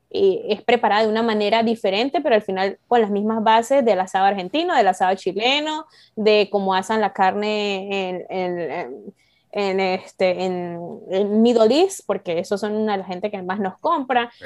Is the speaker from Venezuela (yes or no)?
yes; San Cristóbal, Táchira, Venezuela; now in Canada; yo soy de San Cristóbal